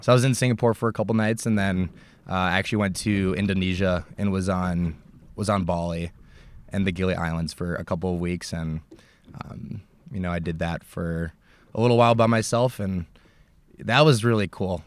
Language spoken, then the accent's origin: English; United States; I'm this American